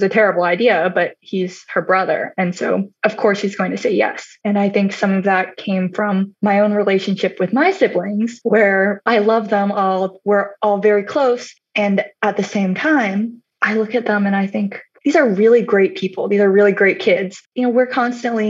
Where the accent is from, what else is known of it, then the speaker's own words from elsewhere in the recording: Pearland, Texas, United States; moved away as an adult; I spent the majority of my childhood in Texas